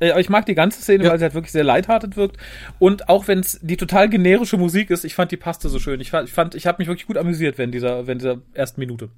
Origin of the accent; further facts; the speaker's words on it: Germany; wir so als deutsches Volk